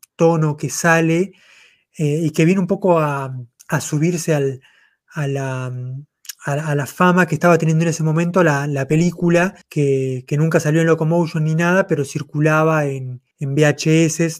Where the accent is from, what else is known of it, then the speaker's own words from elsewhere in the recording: Mar del Plata, Buenos Aires Province, Argentina; yo, soy de Mar del Plata